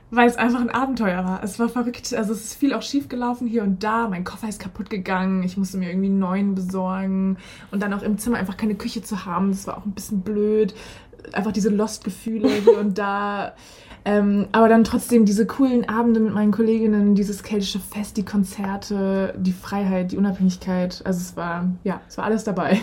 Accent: Ludwigshafen, Rhineland-Palatinate, Germany; ich bin damals in Ludwigshafen am Rhein zur Schule gegangen

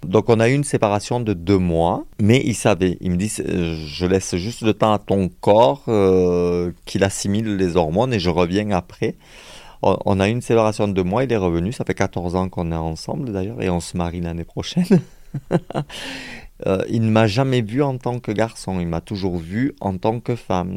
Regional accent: Montpellier, Occitania, France; moved away as an adult; now in Perpignan, France; il a fallu que je me sauve de ma ville natale

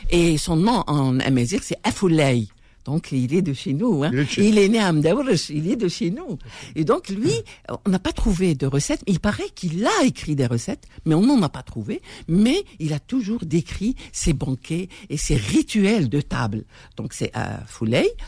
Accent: Algeria; Euh, il le faut, Parce qu'on est algérien quand même.

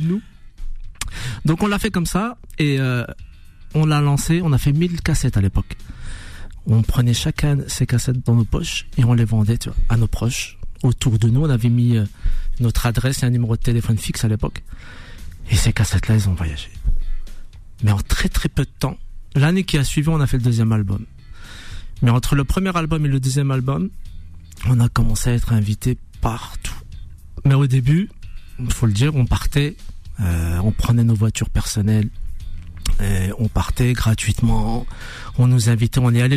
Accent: Dijon, Bourgogne-Franche-Comté, France; je viens de Dijon

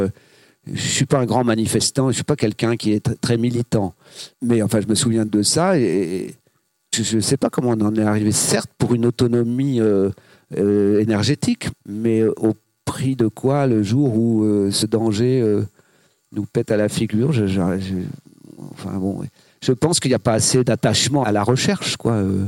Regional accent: Granville, Normandy, France; also born or lived in Saint-Brieuc / Paris; now in Morbihan, France; J'étais plutôt Bretagne Nord, je suis né à Granville.

